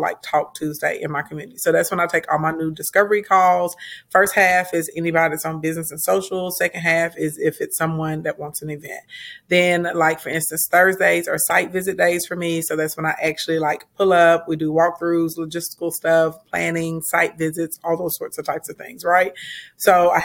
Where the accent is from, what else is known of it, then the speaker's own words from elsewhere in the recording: Arkansas, United States; also born or lived in Little Rock, Arkansas; And I'm from Arkansas. Right now I reside inside of Little Rock, Arkansas. So I'm a country girl